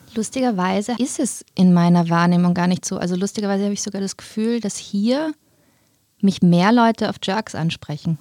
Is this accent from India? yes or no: no; Vienna, Austria; accent: Wiener Deutsch; Ich bin aber in Wien geboren und aufgewachsen